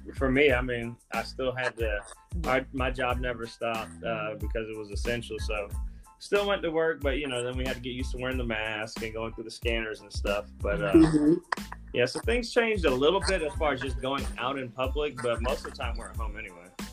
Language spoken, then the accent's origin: English; Columbus, Georgia, United States; Columbus, Georgia.